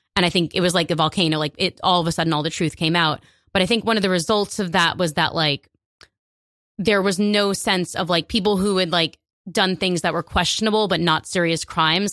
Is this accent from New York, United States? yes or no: yes; New York, United States; I was born here, and, like, I can't deny that. But I identify as a New Yorker first